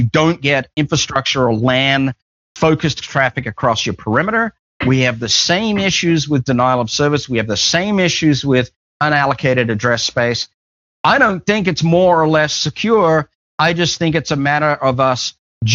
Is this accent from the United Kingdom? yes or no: no; Australia; I'm just Australian